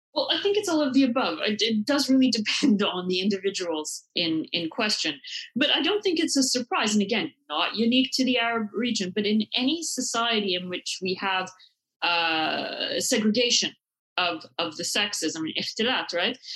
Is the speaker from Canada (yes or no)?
yes; Canada; I grew up in Canada